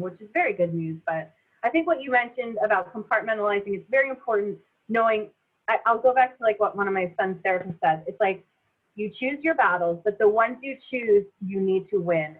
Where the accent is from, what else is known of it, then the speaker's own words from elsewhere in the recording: near Philadelphia, Pennsylvania, United States; moved away as an adult; I grew up near Philly, super diverse community